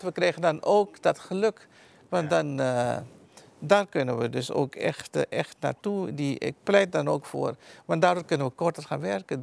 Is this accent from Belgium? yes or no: no; Suriname; moved away as an adult; also born or lived in Netherlands; now in Almere, Netherlands; Ik ben in Suriname geboren, heb daar tot mijn achttiende gewoond.